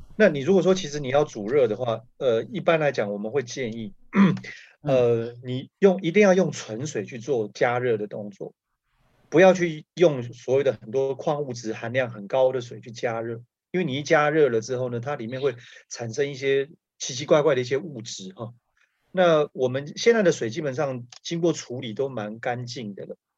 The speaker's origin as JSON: {"language": "Chinese", "country": "Taiwan", "tie": "born or raised there", "moved": "as an adult", "said": "那我从小嗯。在部落长大， ，我一直到了大学的时候，我才到外面来。其实之前高中之前，我都是在山上长大"}